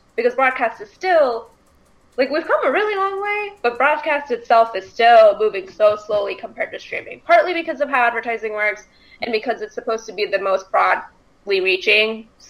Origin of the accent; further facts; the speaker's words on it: the South, United States; I don't care, even though I'm from the South.